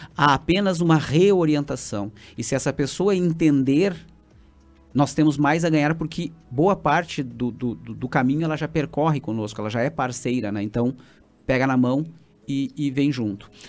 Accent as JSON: {"language": "Portuguese", "town": "Santa Maria", "region": "Rio Grande do Sul", "country": "Brazil", "tie": "born or raised there", "said": "fui criado em, em Santa Maria"}